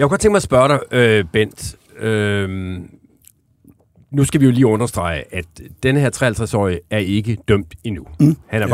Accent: Aarhus, Central Denmark Region, Denmark; Jeg kommer fra Aarhus

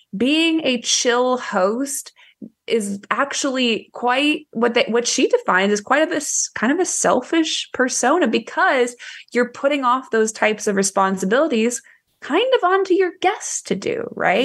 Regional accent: Ohio, United States; born or raised there; now in Texas, United States

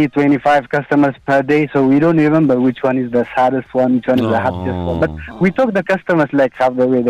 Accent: Ethiopia; now in Dubai, United Arab Emirates; I'm from Ethiopia.

